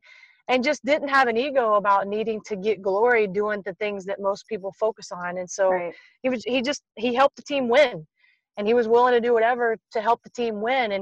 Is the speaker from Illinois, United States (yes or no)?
no; Tennessee, United States; I grew up in Tennessee